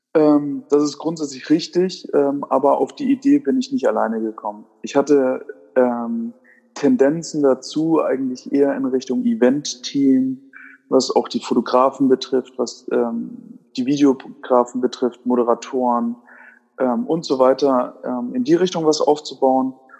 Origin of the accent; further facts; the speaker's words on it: Würzburg, Bavaria, Germany; moved away; nachdem ich ja ursprünglich aus Würzburg komme, ist man da natürlich dann als Würzburger Urkind